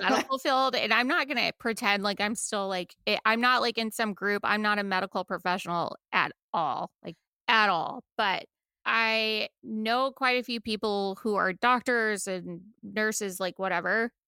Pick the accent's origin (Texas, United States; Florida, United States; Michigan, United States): Texas, United States; now in Buffalo, United States; I'm from Texas